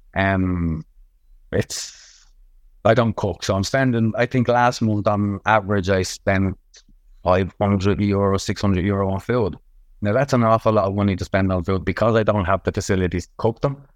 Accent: Dublin, Leinster, Ireland; I'm from Ballymun

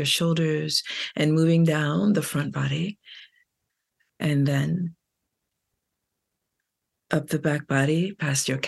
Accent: New York City, New York, United States; I'm from Brooklyn

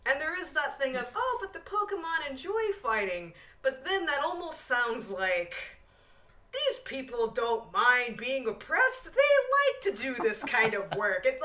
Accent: United Kingdom; I can be a villain in anything, and I will get paid a lot of money. also, I'm British.

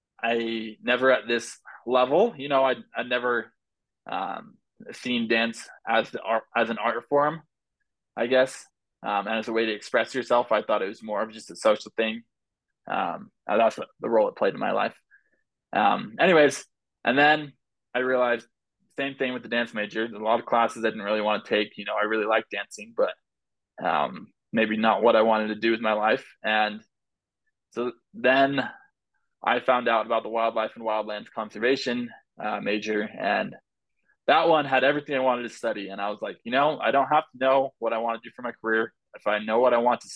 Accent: Oregon, United States; I grew up in Oregon

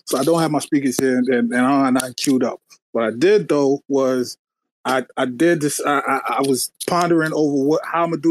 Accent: New York City, New York, United States; now in New Jersey, United States; I'm from Queens, New York. I live in Jersey now

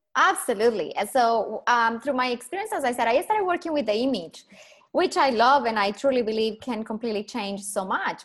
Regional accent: Colombia; accent: Colombian; English is a second language; moved away as an adult; now in Perth, Australia; So I am Colombian, proud Colombian. Obviously, my accent gives me away within two seconds.

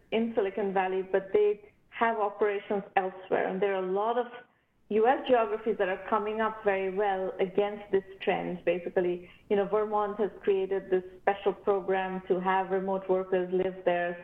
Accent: Kolkata, West Bengal, India; I'm from Calcutta, so I've always had a soft corner for Calcutta

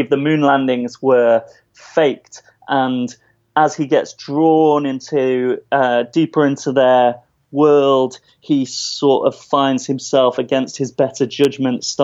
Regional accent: United Kingdom; also born or lived in New York; as a British person

